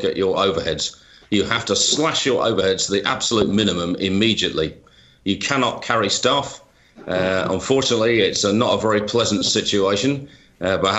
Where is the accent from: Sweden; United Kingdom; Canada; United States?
United Kingdom; moved away